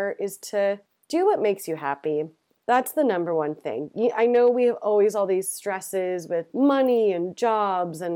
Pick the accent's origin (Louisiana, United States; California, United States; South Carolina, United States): California, United States; moved away as an adult; also born or lived in San Francisco; now in London, United Kingdom; I'm from California, but lived in San Francisco for 10 years. So I've been here a year and a half